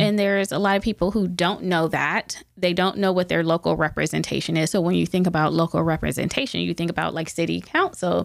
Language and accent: English; Youngstown, Ohio, United States; I grew up in Youngstown, born and raised